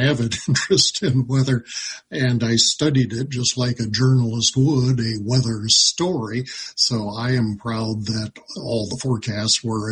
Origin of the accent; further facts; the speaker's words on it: Libby, Montana, United States; I grew up in Libby, so as a high schooler